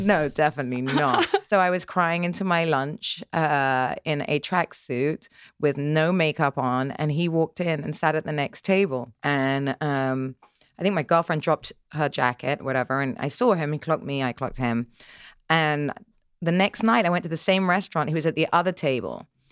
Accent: Dorset, South West England, United Kingdom; I grew up in Dorset in the middle of nowhere

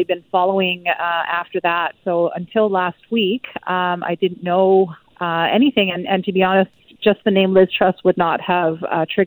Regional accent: Burnaby, British Columbia, Canada; growing up in Burnaby

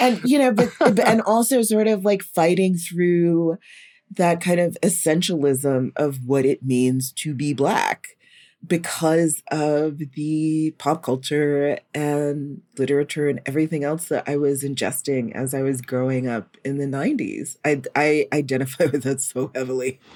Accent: North Carolina, United States; I grew up in North Carolina

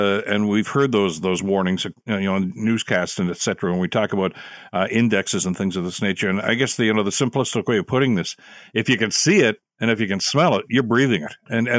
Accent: Hamilton, Ontario, Canada; having lived all my life here in Southern Ontario, born and raised in Hamilton

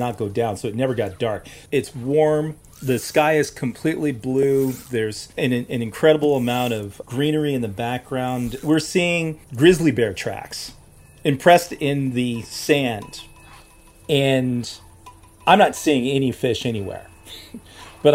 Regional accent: Los Angeles, California, United States; now in Madison, United States; I grew up in Los Angeles, California

